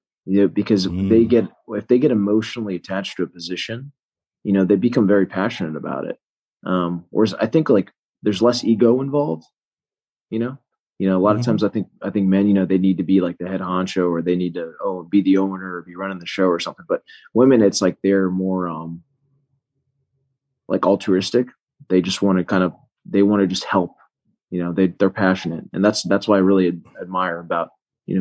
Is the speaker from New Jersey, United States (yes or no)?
no; Melbourne, Florida, United States; also born or lived in Tallahassee, Florida / Fort Lauderdale, Florida; I'm from Central Florida, from Brevard, Melbourne.